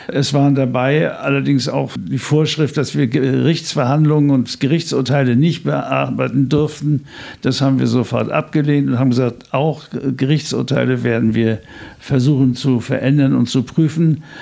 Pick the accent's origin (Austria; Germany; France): Germany; Schwerin, Mecklenburg-Vorpommern; born there; ich bin Pastor im Ruhestand, geboren in Schwerin